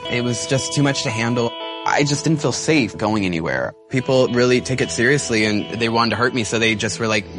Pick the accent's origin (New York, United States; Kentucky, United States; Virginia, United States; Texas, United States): Texas, United States; that drag just was not something I grew up with in Texas.